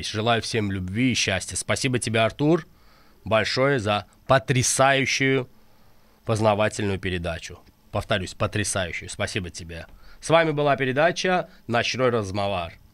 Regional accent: Azerbaijan; я и как и каждый азербайджанец в Азербайджане, несмотря на религию, мы хотим мира, поверь мне.

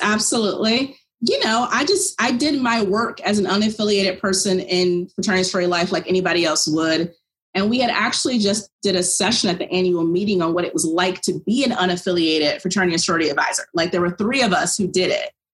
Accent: about an hour from Williamsburg, Virginia, United States; went to college of William and Mary in Williamsburg, Virginia. It's about an hour away from my hometown

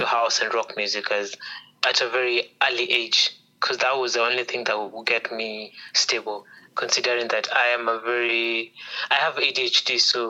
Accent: Nairobi, Kenya; I grew up in several places, but mostly in Nairobi.

